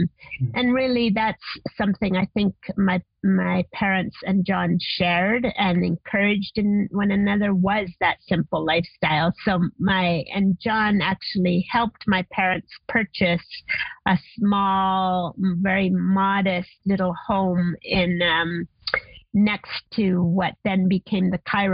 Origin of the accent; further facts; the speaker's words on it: Argentina; now in Costa Rica; growing up in Argentina